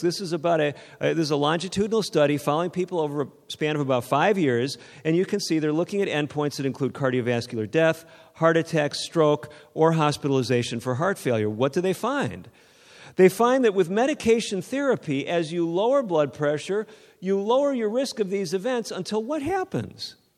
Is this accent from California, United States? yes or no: yes; outside of Sacramento, Northern California, United States; I'm from Northern California, outside of Sacramento